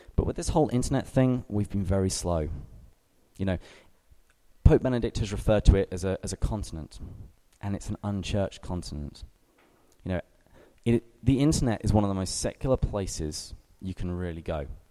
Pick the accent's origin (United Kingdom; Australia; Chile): United Kingdom; England; moved away as an adult; now in San Diego, United States; I am English